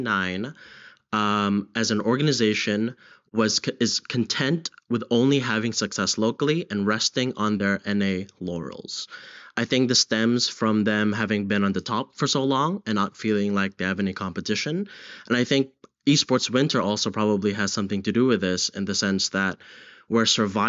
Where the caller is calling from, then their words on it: London, United Kingdom; Hi, I'm calling from London, United Kingdom.